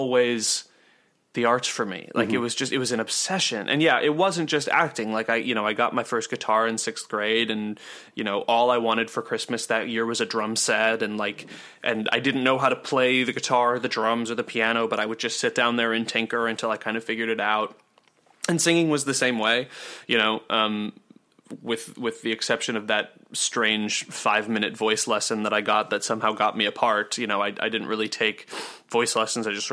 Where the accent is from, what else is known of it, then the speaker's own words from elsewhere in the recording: Minnesota, United States; the suburb that we grew up in Minnesota was like extraordinarily affluent